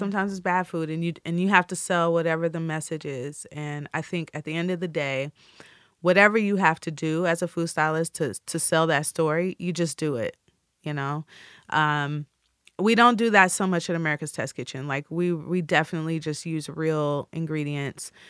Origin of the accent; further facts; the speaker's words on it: Midwest, United States; I'm from the Midwest.